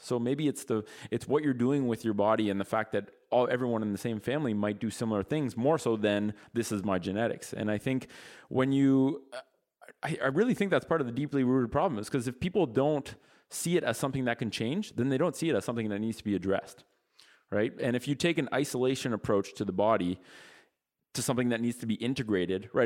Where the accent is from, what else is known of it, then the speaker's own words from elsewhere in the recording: Ottawa, Ontario, Canada; we're from Ottawa, which is the capital of Canada